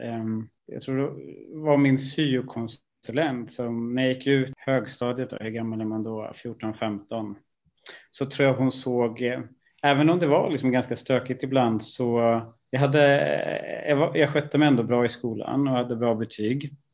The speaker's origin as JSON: {"language": "Swedish", "town": "Stockholm", "region": "Stockholm County", "country": "Sweden", "tie": "born or raised there", "also_born_or_lived": "Italy", "said": "flyttade vi ut i eh, en stort, eh, ett stort miljonbygge i, i en söderförort till Stockholm. Och det, det är väl egentligen där jag har haft av större delen av eh, ja, min, min uppväxt"}